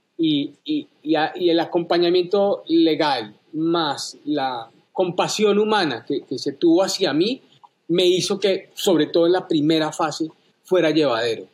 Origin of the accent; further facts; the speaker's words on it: Colombia; moved away as an adult; now in United States; yo renuncié a la ciudadanía colombiana inmediatamente, me hice ciudadano americano